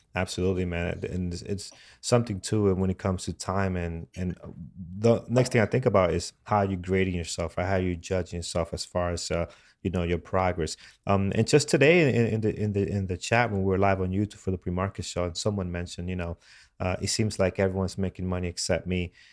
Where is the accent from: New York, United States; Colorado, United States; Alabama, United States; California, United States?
New York, United States; New York City; here, uh, in my, my hometown